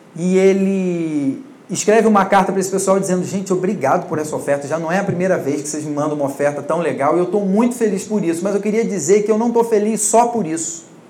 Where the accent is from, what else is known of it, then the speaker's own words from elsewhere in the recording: Rio de Janeiro / Niterói, Brazil; moved away as an adult; now in São Paulo, Brazil; sou do Rio de Janeiro, né, e trabalhava com isso lá, mas sou filho de pastor, pastor de uma igreja relativamente grande, e nasci na igreja, cresci na igreja